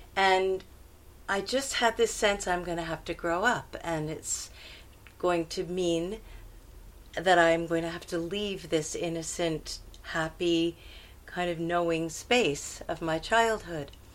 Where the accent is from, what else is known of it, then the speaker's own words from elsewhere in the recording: Montreal, Quebec, Canada; now in India; I was born in Montreal, uh, in Canada